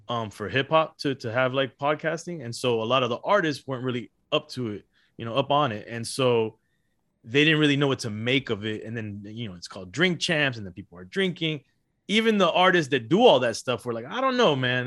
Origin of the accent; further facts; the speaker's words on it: Miami, Florida, United States; also born or lived in Los Angeles, California; I was born in Los Angeles, raised in Miami, Florida